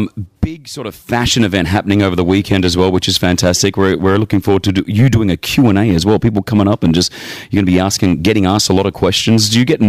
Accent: Australia; now in Dubai, United Arab Emirates; I'm like, yeah, I'm Australian.

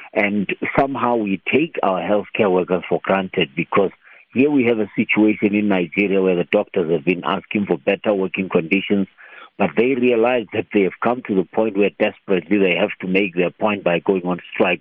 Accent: Limpopo, South Africa; I grew up eating millet in Limpopo

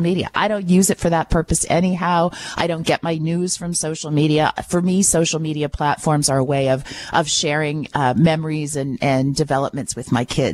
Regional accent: Listowel, Ontario, Canada; I come from Listowel. I understand how important that Listowel hospital is to our community

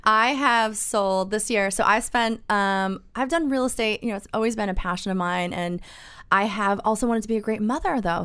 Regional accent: East Coast, United States; now in Orange County, California, United States; I was born and bred on the East Coast

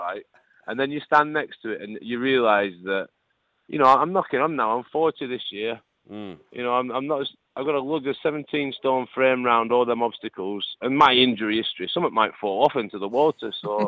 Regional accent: Lancashire, North West England, United Kingdom; accent: northern; I'm from Lancashire.

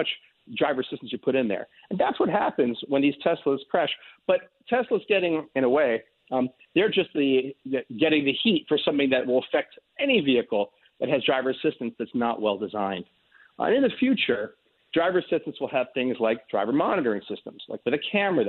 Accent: New York, United States; a New Yorker

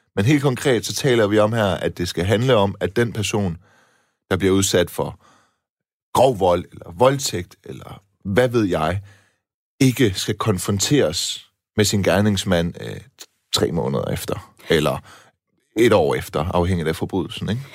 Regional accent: Silkeborg, Central Denmark Region, Denmark; jeg voksede op på Balle Kirkevej uden for Silkeborg

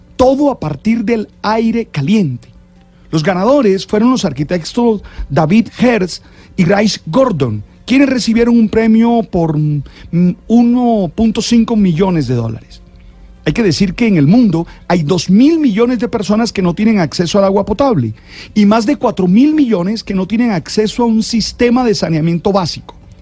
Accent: Santa Marta, Magdalena, Colombia; Soy de Santa Marta, una ciudad que tiene problemas de agua

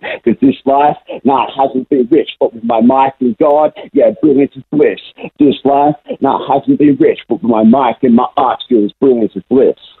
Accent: Brisbane, Queensland, Australia; I was born and raised in Brisbane my whole life

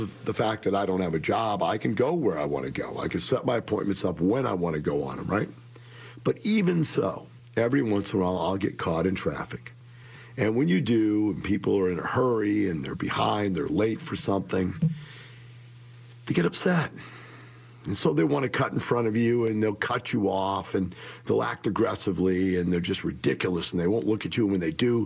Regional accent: Florissant, Missouri, United States; moved away; I grew up in Florissant, Missouri. That is one block from Ferguson, Missouri. I grew up in that neighborhood

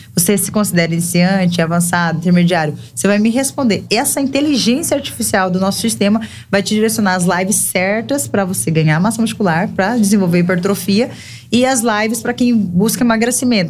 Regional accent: Brazil; moved away as an adult; now in João Pessoa, Brazil; a gente veio de Cáceres, né? Nossa cidade é uma cidade extremamente acolhedora e pequena

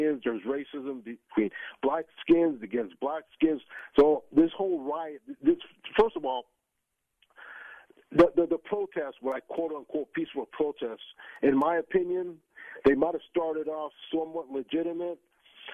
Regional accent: Northeast, United States; now in Tampa, United States; growing up in the Northeast

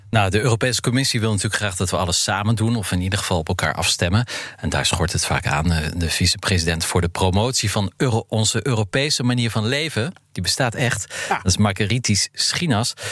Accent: Netherlands; we misschien niet eens meedoen als Nederlanders

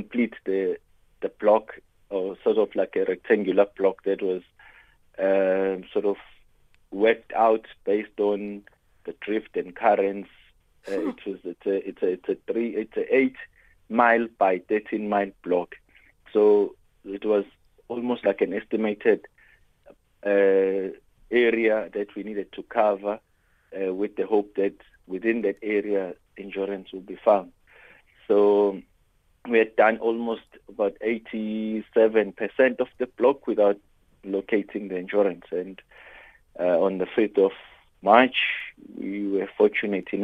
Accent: South Africa; as a South African

